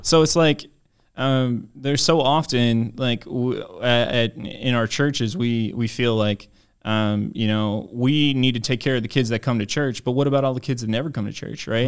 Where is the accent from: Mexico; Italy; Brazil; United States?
United States; Maryland; I grew up in Maryland